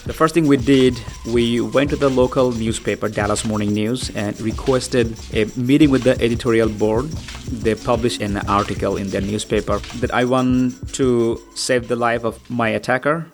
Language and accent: English; Bangladesh; moved away; I'm from Bangladesh.